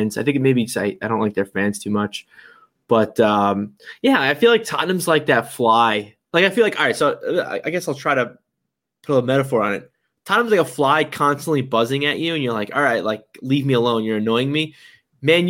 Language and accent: English; Long Island, New York, United States; now in Connecticut, United States; I grew up in Long Island. I moved to Connecticut